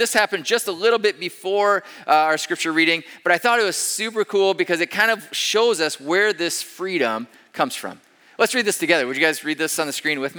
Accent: Iowa, United States; moved away as an adult; also born or lived in Denver, Colorado / Pennsylvania / Ames, Iowa; We grew up in Iowa. Marta and I did.

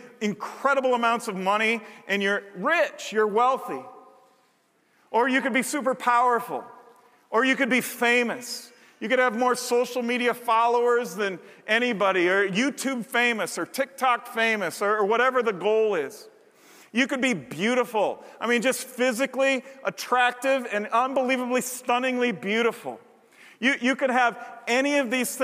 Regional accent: Montana, United States; myself and my two brothers when we were camping, growing up in Montana, three sons of a pastor

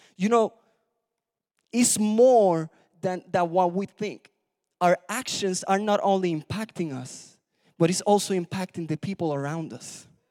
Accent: Puerto Rico; moved away; I was born in Puerto Rico

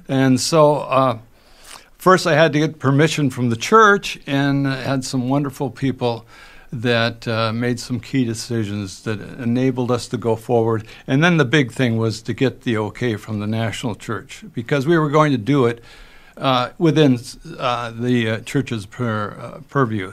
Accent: Moorhead, Minnesota, United States; grew up in Moorhead, Minnesota

